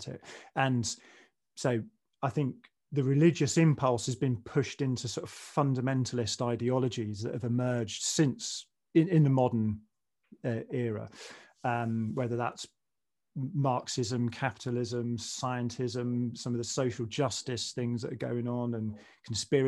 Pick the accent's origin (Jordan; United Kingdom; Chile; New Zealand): United Kingdom; England; as a kid growing up in the 70s and 80s in England